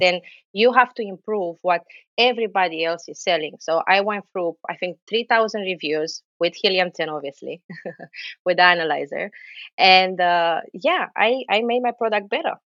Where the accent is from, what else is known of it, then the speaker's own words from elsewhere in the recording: Romania; now in New Jersey, United States; I'm Romanian, but living in New Jersey